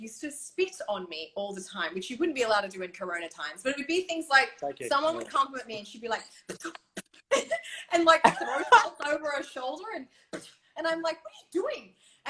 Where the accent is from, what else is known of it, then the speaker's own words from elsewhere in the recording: Bali, Indonesia; I grew up in Bali. My dad's Balinese